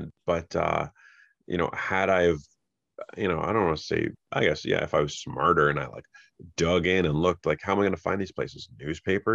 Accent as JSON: {"language": "English", "town": "Fort Erie", "region": "Ontario", "country": "Canada", "tie": "born or raised there", "also_born_or_lived": "Niagara Falls", "said": "I grew up in Fort Erie"}